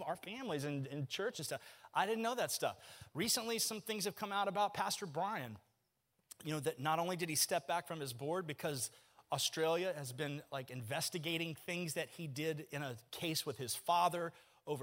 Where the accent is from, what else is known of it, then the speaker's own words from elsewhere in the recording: Kissimmee, Florida, United States; I'm from Kissimmee